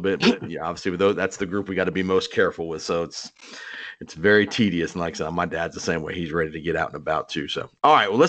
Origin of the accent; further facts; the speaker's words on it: Tampa, Florida, United States; growing up here, I grew up here in Tampa